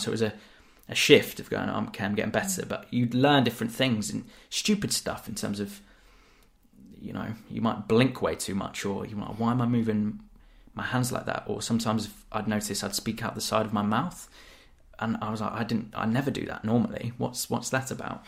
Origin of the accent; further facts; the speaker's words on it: Devon, South West England, United Kingdom; moved away as an adult; growing up in Devon, you know, I'd get called that loads